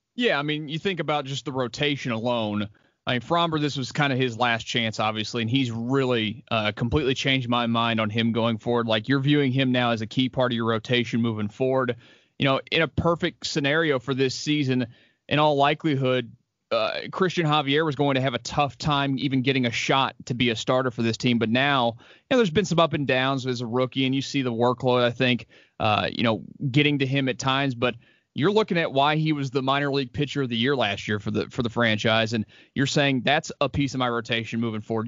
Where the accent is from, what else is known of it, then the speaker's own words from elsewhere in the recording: Houston, Texas, United States; born and raised, grew up out in Jersey